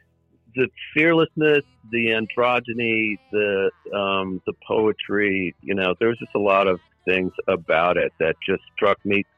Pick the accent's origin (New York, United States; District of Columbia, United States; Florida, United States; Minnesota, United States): Minnesota, United States; Stillwater; I'm from a little town in eastern Minnesota, right on the Wisconsin border, about 20 miles from the capital of St. Paul, called Stillwater, Minnesota.